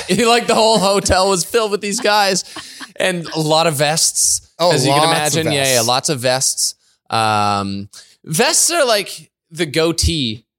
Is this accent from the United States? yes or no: no; Canada; We love being Canadian.